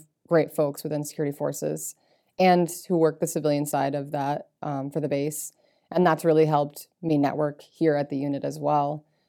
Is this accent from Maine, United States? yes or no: yes; Maine, United States; Being by the ocean.